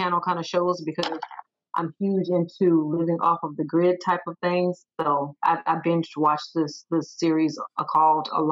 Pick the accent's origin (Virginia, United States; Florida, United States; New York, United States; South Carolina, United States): South Carolina, United States; Sumter; also born or lived in Arizona / Texas; now in Fayetteville, United States; born and raised in Sumter, South Carolina